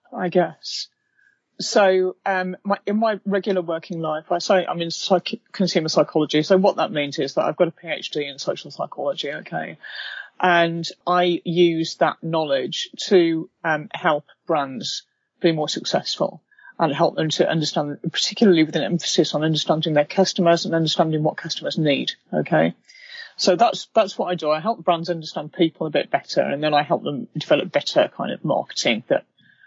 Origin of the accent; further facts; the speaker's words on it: United Kingdom; now in London, United Kingdom; I'm British